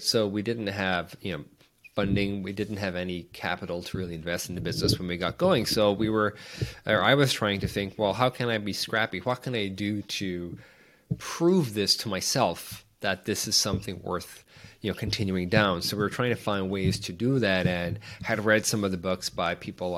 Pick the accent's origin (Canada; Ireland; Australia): Ireland; moved away as an adult; I grew up in Ireland in a small town